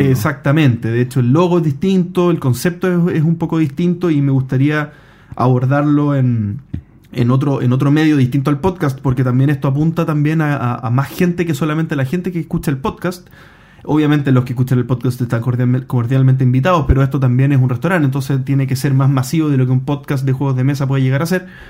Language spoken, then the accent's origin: Spanish; Chile; yo soy chileno